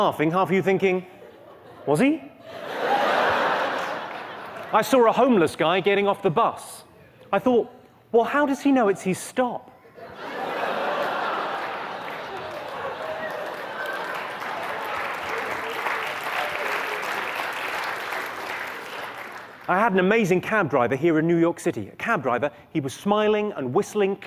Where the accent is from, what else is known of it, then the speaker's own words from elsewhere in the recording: United Kingdom; I'm from Great Britain